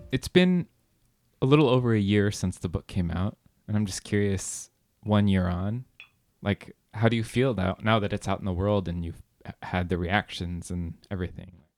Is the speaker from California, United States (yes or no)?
yes; California, United States; I grew up in California